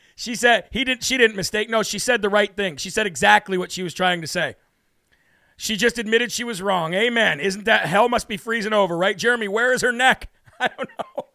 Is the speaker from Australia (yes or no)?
no; Illinois, United States; moved away; the state of Illinois, which is my home state